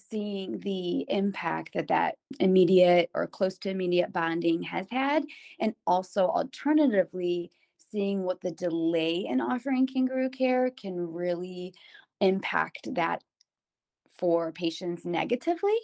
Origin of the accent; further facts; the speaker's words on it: Cleveland, Ohio, United States; I was born and raised here in Cleveland